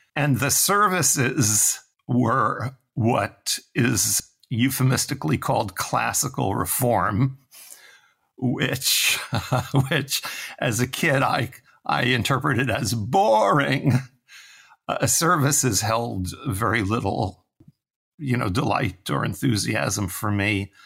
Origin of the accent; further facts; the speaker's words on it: New York City, New York, United States; I'm from New York City, from Manhattan. which tells you immediately, you know, that my childhood was spent on concrete streets